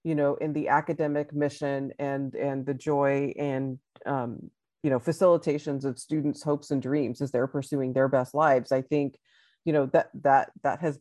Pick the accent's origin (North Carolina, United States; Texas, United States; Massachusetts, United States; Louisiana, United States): Texas, United States; I'm from Texas. I'm in Austin, Texas right now